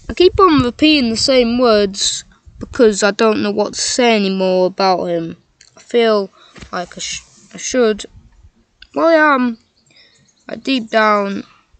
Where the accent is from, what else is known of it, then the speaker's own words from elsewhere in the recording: England, United Kingdom; I am English